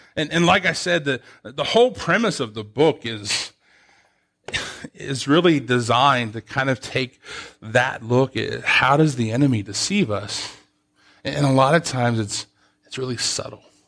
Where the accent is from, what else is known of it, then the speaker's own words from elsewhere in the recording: United States; moved away as an adult; also born or lived in Columbus; I grew up in Soonville